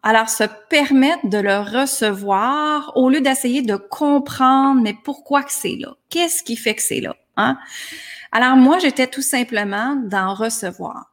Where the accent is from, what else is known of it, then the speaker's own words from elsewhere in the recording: Granby, Quebec, Canada; moved away as an adult; À l'âge de 19 ans, je suis partie de Granby, ma petite ville